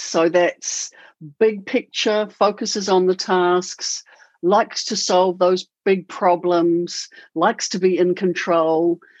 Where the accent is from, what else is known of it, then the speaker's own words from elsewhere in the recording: New Zealand; now in Auckland, New Zealand; I bought him over from a big city in Melbourne to a little tiny 60,000 community where I was born. Yeah, that's where we stayed for 5 years, and now we're living in Auckland.